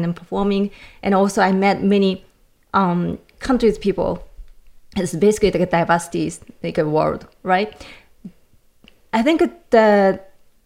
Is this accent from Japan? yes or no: yes; Japan; English is a second language; moved away as an adult; now in United States; I grew up in Japan